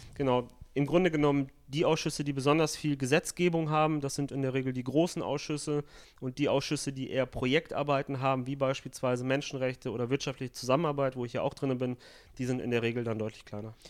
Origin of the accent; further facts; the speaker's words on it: Italy; als äh, Italiener so ist, einfach qua Geburt sozusagen